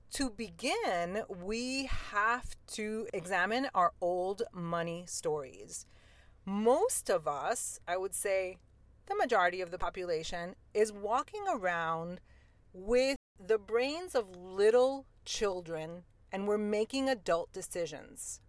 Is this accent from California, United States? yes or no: no; New York City, New York, United States; I grew up in New York City in Queens